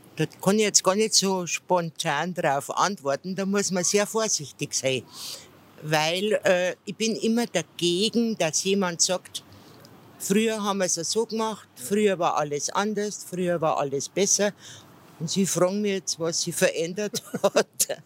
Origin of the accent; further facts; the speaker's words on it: Ingolstadt, Bavaria, Germany; Ingolstadt ist meine Heimatstadt